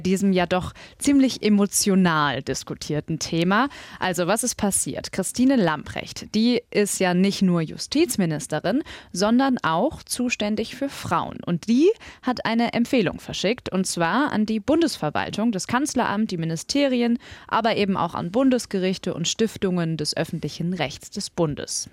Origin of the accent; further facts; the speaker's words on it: Mülheim an der Ruhr, North Rhine-Westphalia, Germany; ich bin nämlich in Mülheim zur Schule gegangen